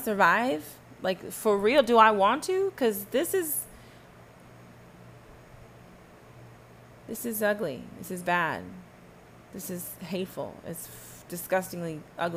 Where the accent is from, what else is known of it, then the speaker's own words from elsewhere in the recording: Texas, United States; I'm from Texas